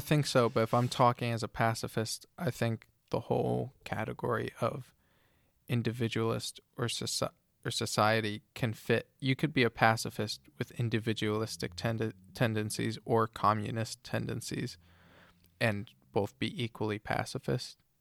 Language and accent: English; United States; But growing up in America, everything is freedom and individuality